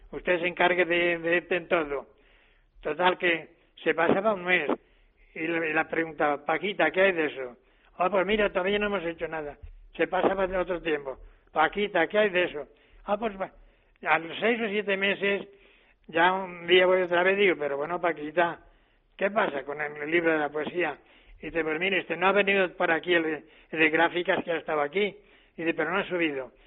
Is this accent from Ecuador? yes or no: no; Tórtola de Henares, Castilla-La Mancha, Spain; En mi pueblo había industria de espartería